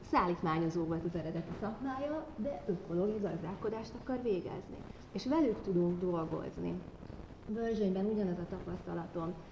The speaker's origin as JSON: {"language": "Hungarian", "town": "Kecskemét", "region": "Bács-Kiskun", "country": "Hungary", "said": "Én egyébként kecskeméti vagyok, és azon kecskeméten van egy tanyás gazdaságunk a családommal"}